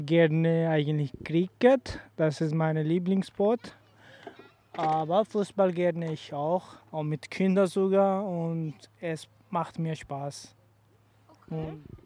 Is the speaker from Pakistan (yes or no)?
yes; Sialkot, Punjab, Pakistan; German is a second language; moved away; in Sialkot